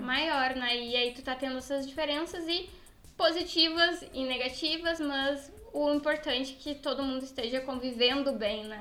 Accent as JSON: {"language": "Portuguese", "town": "Rio Grande", "region": "Rio Grande do Sul", "country": "Brazil", "also_born_or_lived": "Pelotas, Brazil", "moved": "as an adult", "lives_now": "Portugal", "said": "eu sou eu sou de Rio Grande e morava em Pelotas, que é o interior do, do Rio Grande do Sul"}